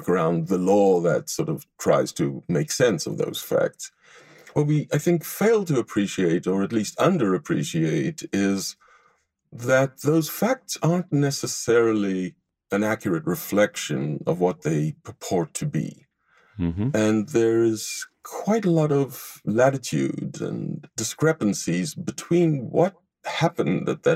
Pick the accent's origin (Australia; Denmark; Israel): Israel; moved away as an adult; also born or lived in Tel Aviv, Israel / Haifa, Israel; now in Los Angeles, United States; I grew up in Israel, and I was educated in Tel Aviv University before coming to the United States